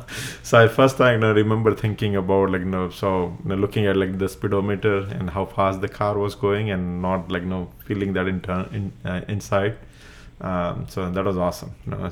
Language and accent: English; Gujarat, India; first language Gujarati; English is a second language; moved away; I was in Gujarati medium, where my mother tongue is Gujarati, where so medium of instruction is in Gujarati.